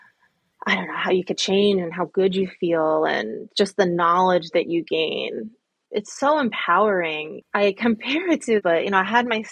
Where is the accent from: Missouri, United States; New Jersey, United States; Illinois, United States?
New Jersey, United States; central; accent: Jersey; Do I have a big Jersey accent?